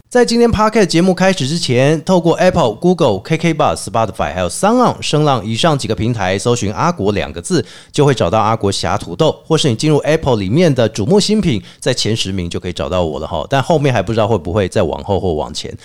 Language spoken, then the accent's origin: Chinese; Taiwan; 我们台湾人有一个观念，就是祖先永远比我们大